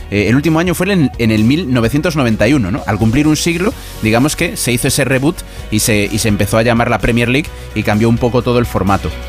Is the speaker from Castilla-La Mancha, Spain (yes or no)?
no; A Coruña, Galicia, Spain; yo que soy de Coruña